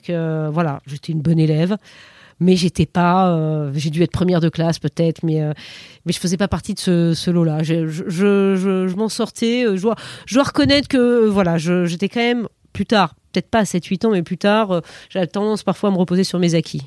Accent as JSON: {"language": "French", "town": "Périgueux", "region": "Nouvelle-Aquitaine", "country": "France", "tie": "born or raised there", "said": "j'ai grandi en province, à Périgueux, en, Dordogne."}